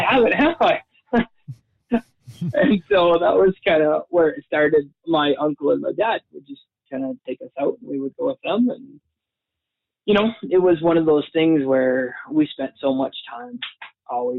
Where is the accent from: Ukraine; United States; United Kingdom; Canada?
Canada; Alberta; also born or lived in Boyle / Red Deer; now in Calgary, Canada; I was born in Calgary here. And then I lived the first few years of my life down in Southern Alberta, a little town called Boyle